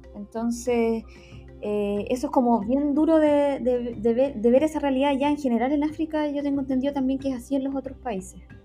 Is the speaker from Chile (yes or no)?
yes; Temuco, Araucanía, Chile; moved away as an adult; now in Santiago, Chile; actualmente vivo en Santiago, pero soy originaria de Temuco.